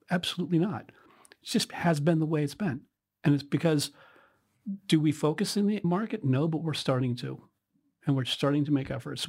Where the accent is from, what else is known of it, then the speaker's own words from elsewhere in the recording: Western Pennsylvania, United States; moved away as an adult; now in United Kingdom; I was born in Western Pennsylvania a long time ago.